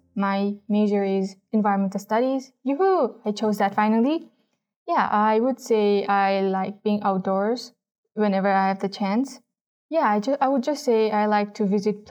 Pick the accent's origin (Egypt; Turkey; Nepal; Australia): Nepal; Dharan, Koshi Province; English is a second language; moved away as an adult; now in Salt Lake City, United States; In Nepal, I was born and raised in a town called Dharan